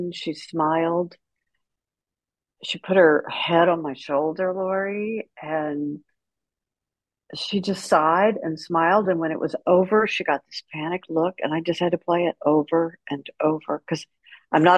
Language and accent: English; Houston, Texas, United States; I left college, came back to Houston, and spent my entire radio career in my hometown